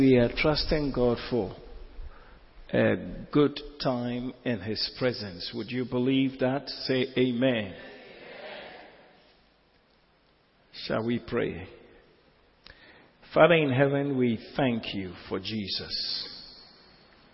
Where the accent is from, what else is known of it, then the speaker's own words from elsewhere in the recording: Ghana; we are Ghanaian Christians